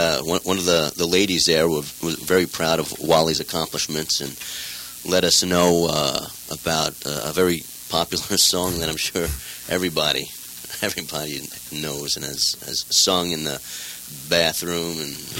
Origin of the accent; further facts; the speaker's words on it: New York, United States; also born or lived in Long Island; now in California, United States; Grew up in the Bronx.